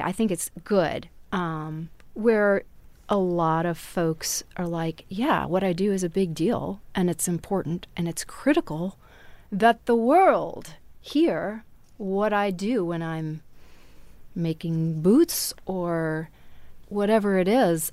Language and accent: English; Wisconsin, United States; now in Texas, United States; I grew up in Wisconsin